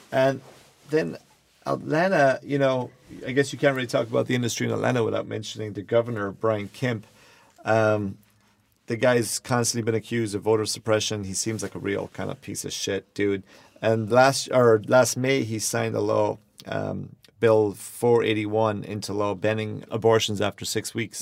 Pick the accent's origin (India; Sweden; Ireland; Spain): Ireland; now in Los Angeles, United States; I am from Ireland